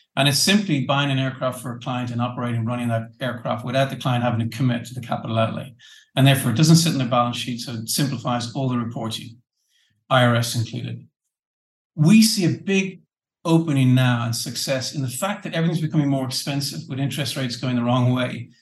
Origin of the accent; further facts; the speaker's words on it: Ireland; being the Irish guy